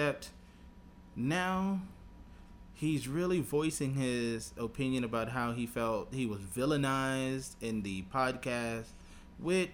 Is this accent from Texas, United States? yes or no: yes; Texas, United States; I'm from Texas